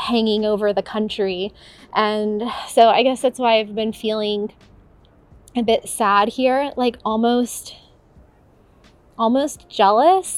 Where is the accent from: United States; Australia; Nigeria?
United States; Florida; moved away as an adult; now in United Kingdom; in the town where I grew up in Florida, it was like a small town